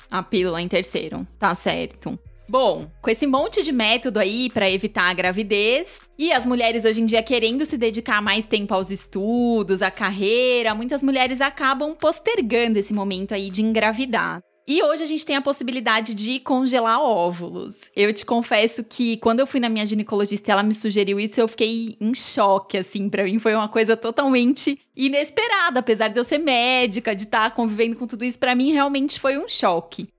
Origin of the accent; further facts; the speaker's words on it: São Paulo, Brazil; eu também sou da Penha, gente. Nasci e fui criada lá.